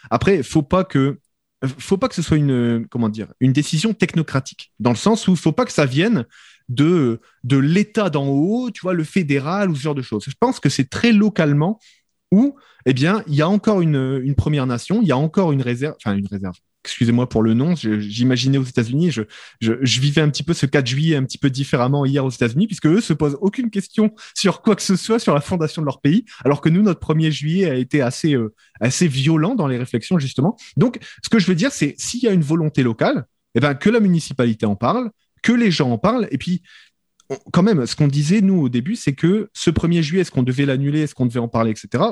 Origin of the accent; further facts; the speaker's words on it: France; moved away; je suis français de France